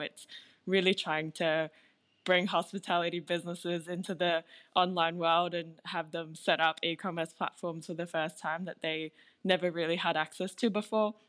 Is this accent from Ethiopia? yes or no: no; Singapore; now in Australia; I grew up in Singapore. I was born there